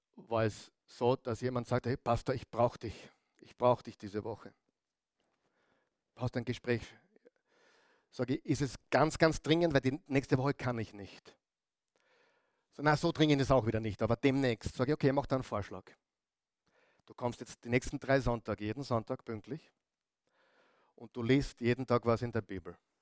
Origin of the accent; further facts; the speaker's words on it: Upper Austria, Austria; moved away as an adult; now in Vienna, Austria; Als Oberösterreicher